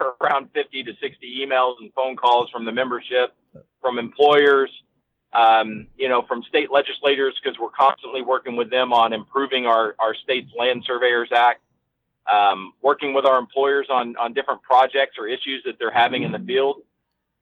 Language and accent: English; Texas, United States; moved away as an adult; now in California, United States; I grew up in Texas